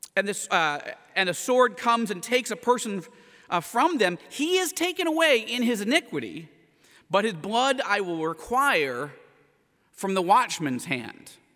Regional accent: United States; I say that as an American

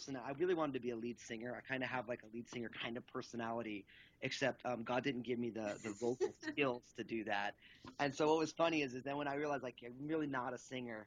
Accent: Northeast, United States; I'm all Italian from the Northeast

